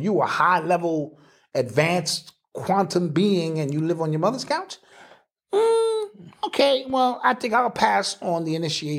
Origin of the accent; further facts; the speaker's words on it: Mississippi, United States; I'm from Mississippi.